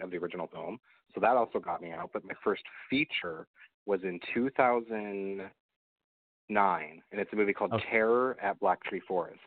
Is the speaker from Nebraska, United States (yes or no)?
yes; Nebraska, United States; moved away as an adult; also born or lived in Kansas; now in California, United States; raised in Nebraska, and I lived okay. in Nebraska